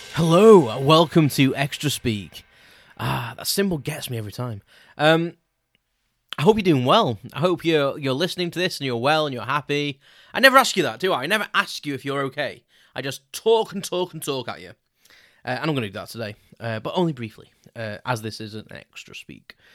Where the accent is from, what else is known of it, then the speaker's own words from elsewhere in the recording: Crewe, North West England, United Kingdom; so I grew up in a town called Crewe in South Cheshire